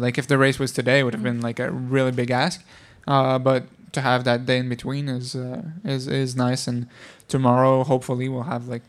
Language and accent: English; Laval, Quebec, Canada; Yeah, people from Montreal will get mad if I say I'm from Montreal, but in Europe, I'd say I'm from Montreal, yeah.